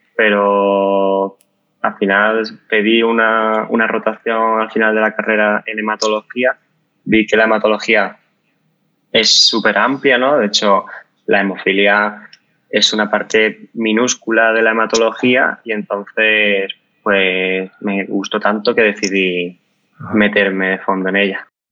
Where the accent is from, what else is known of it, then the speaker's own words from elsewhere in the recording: Málaga, Andalusia, Spain; now in Madrid, Spain; soy de Málaga, pero vivo en Madrid.